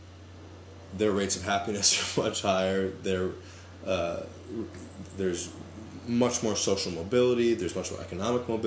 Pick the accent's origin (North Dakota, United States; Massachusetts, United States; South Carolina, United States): Massachusetts, United States; Boston; growing up in the Boston area